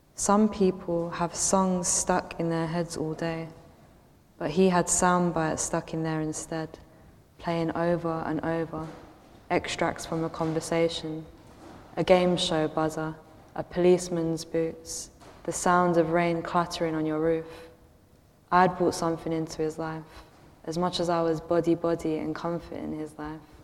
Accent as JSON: {"language": "English", "region": "London", "country": "United Kingdom", "tie": "born or raised there", "said": "being a Londoner and being a Londoner who's viewed as dodgy"}